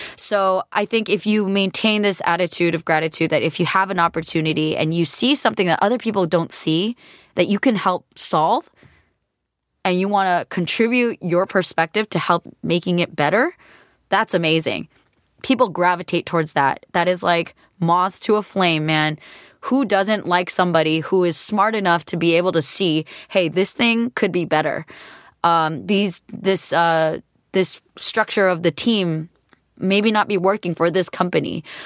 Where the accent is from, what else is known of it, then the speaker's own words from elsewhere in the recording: California, United States; being a California girl